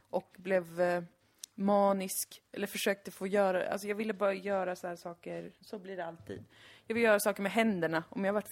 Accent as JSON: {"language": "Swedish", "town": "Gothenburg", "region": "Västra Götaland", "country": "Sweden", "accent": "göteborgska", "said": "Jag har börjat prata mer göteborgska som jag alltid gör. Eh, om jag är full eller mycket med min familj."}